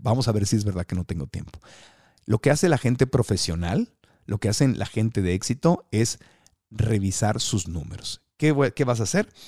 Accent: Tijuana, Baja California, Mexico; yo soy de Tijuana y de chiquito mi familia y yo hablábamos así, amá, y así nos quejábamos, ¿verdad? Con el acento

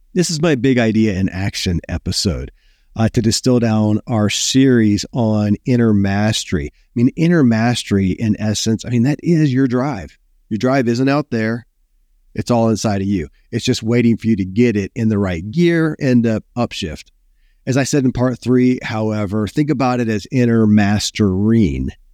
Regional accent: Kentucky, United States; born or raised there

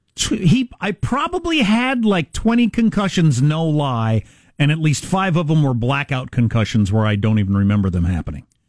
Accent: Midwest, United States; I'm from the Midwest also

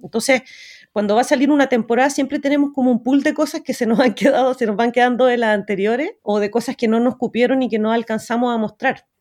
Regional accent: Santiago, Santiago Metropolitan Region, Chile; crecí en Santiago de Chile y fui a un colegio normal, inglés

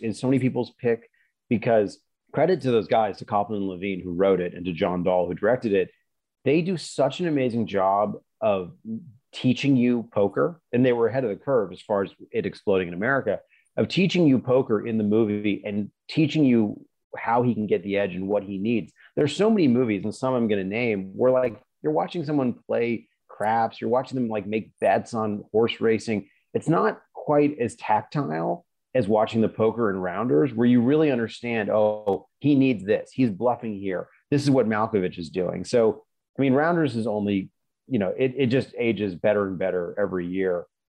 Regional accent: Oklahoma, United States; an old friend of mine from growing up in Oklahoma, her older brother was a professional poker player for a while.

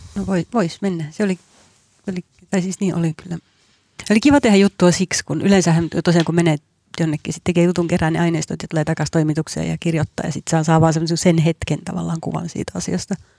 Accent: Helsinki, Uusimaa, Finland; Mä itse asunut lapsuuteni Helsingissä radan varressa

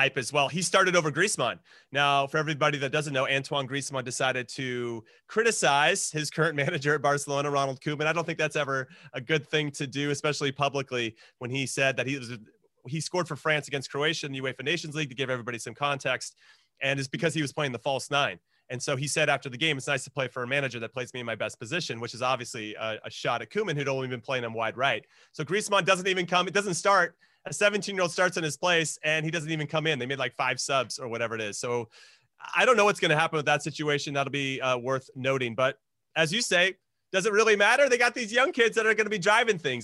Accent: United States; as an American

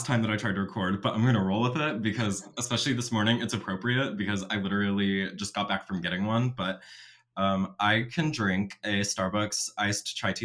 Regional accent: Austin, Texas, United States; I'm basically born and raised in Austin, and have been here all of my life

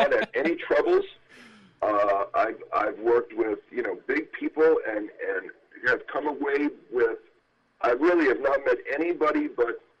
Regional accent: Massachusetts, United States; I'm from Massachusetts

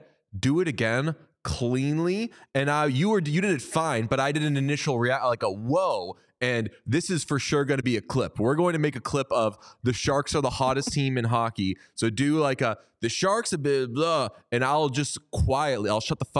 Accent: Buffalo, New York, United States; I'm from Buffalo.

